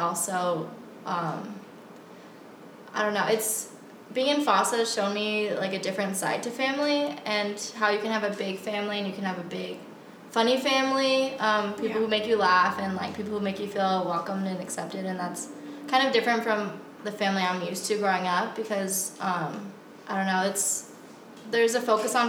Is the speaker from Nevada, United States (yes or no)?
no; Tucson, Arizona, United States; I grew up in Tucson, Arizona. So most of my family that lived here in Tucson was part of my dad's side, and that wasn't my Filipino side.